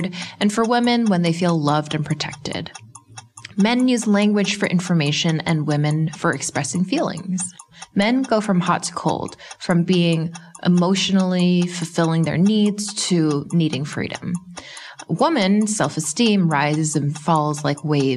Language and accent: English; Canada; being Canadian